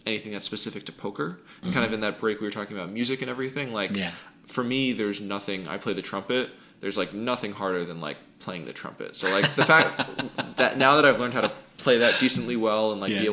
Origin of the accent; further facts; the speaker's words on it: United States; I was born in the United States in 1993